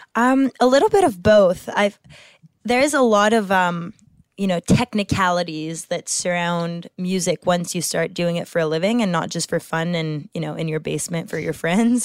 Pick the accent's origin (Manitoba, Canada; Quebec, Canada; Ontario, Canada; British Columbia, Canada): Quebec, Canada; I have a Francophone background and my parents are French, and, and I grew up in Quebec, so my whole education was in French.